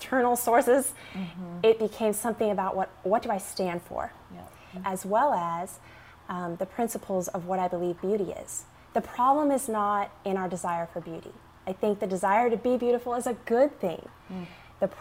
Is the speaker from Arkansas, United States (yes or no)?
yes; Arkansas, United States; growing up in Arkansas on a farm with 100 chickens